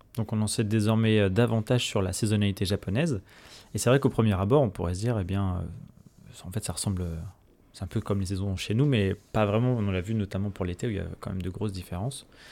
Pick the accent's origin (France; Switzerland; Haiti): France; chez nous en France